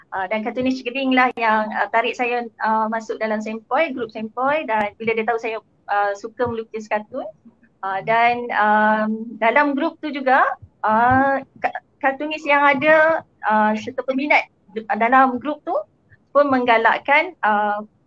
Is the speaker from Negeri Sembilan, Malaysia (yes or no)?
no; Gombak, Selangor, Malaysia; moved away; Saya asal daripada Gombak